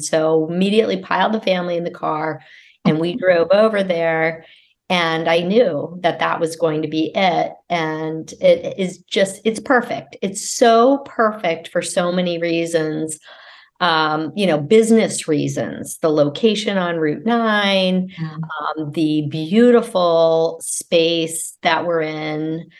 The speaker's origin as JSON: {"language": "English", "region": "Virginia", "country": "United States", "moved": "yes", "lives_now": "Massachusetts, United States", "said": "I'm from Virginia."}